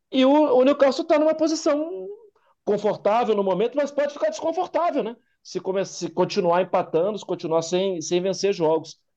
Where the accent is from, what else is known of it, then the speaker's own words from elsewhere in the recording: Brazil; ó, tá fechado, mas a gente é brasileiro, a gente queria conhecer, ver as obras aqui.